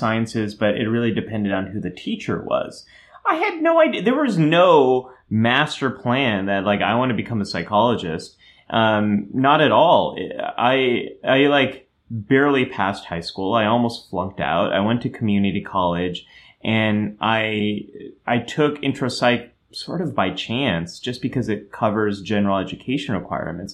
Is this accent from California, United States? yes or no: yes; Silicon Valley, California, United States; I was growing up in Silicon Valley and everyone was an engineer